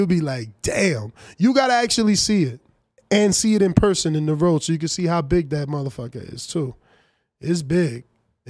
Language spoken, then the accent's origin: English; United States; I'm American